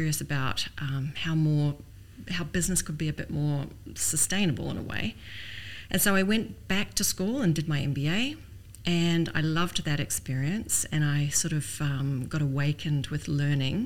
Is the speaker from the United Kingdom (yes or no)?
no; New Zealand; moved away as an adult; also born or lived in Canada; now in Dubai, United Arab Emirates; I'm Canadian born, but I grew up in New Zealand